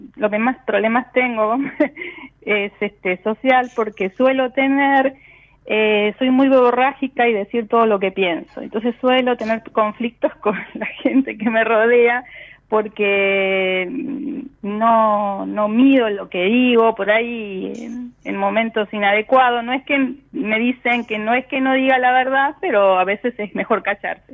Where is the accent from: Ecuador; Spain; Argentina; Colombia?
Argentina; La Plata, Buenos Aires Province; De La Plata